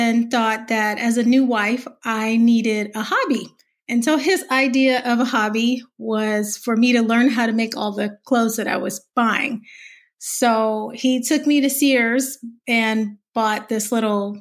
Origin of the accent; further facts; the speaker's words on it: the South, United States; I'm a Southerner